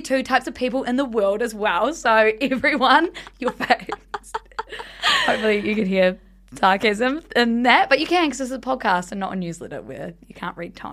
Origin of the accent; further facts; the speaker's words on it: South Island, New Zealand; we grew up in the South Island